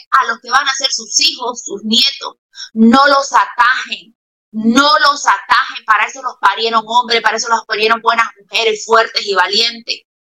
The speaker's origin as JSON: {"language": "Spanish", "town": "Santa Cruz de la Sierra", "region": "Santa Cruz", "country": "Bolivia", "moved": "yes", "said": "como mi tierra, Santa Cruz"}